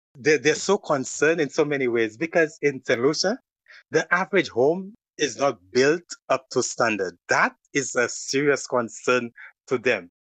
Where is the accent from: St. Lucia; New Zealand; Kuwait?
St. Lucia; moved away as an adult; now in Canada; I am from the Caribbean island named Saint Lucia.